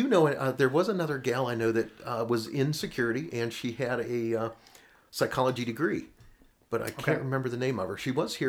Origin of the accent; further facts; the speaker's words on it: Kansas City, Missouri, United States; also born or lived in St. Louis; now in Denver, United States; I did most of my growing up in Kansas City, and then spent 10 years in St. Louis. And or actually 20 years in St. Louis, and then moved in Denver.